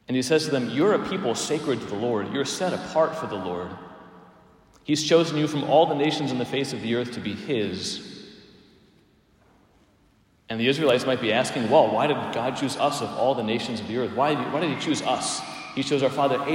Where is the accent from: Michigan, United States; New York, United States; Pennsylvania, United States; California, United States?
Pennsylvania, United States; Palmyra; moved away; also born or lived in Emmitsburg, Maryland; I was driving from Emmitsburg, Maryland to Palmyra, Pennsylvania